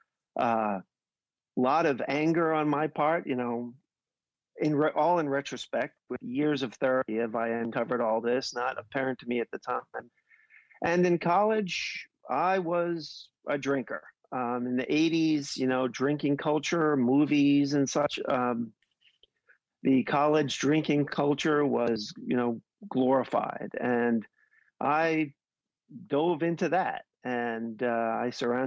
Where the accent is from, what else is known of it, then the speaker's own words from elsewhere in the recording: New York City, New York, United States; I grew up in New York, relatively humble beginnings